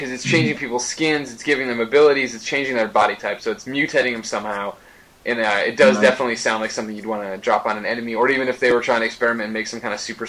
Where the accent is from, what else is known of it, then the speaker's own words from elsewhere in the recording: Chicago, Illinois, United States; now in San Francisco, United States; I'm originally from Chicago.